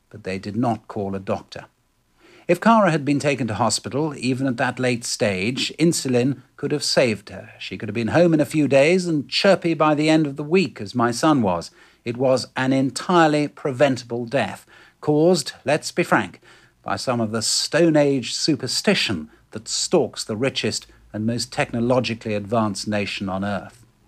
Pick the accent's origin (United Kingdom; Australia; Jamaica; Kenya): United Kingdom; England; moved away as an adult; also born or lived in London; now in United States; as we English know, having grown up with rattling windows and mouldy grouting